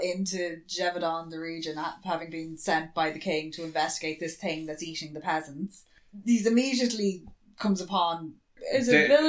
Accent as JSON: {"language": "English", "country": "Ireland", "said": "We're Irish."}